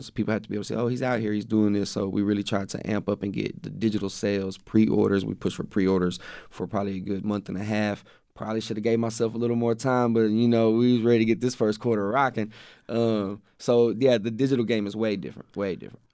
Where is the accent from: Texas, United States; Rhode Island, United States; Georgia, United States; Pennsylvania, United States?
Texas, United States; West; I grew up in West. I went to school in West, which is only, like, fifteen miles from Waco